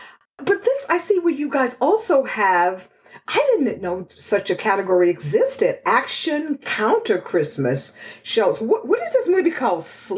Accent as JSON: {"language": "English", "region": "Texas", "country": "United States", "tie": "born or raised there", "said": "That's my hometown."}